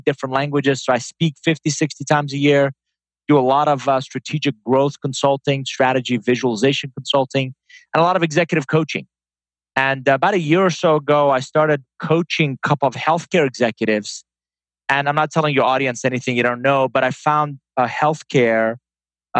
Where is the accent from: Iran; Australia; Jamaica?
Iran; English is a second language; also born or lived in Atlanta; now in United States; I'm a first-generation immigrant. I was born in Iran. Came to the U.S. in 1981, Tom, with a suitcase, $100, didn't know anybody, and didn't speak a word of English